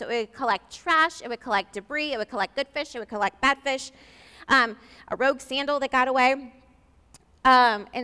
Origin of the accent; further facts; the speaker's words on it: St. Louis, Missouri, United States; I'm from St. Louis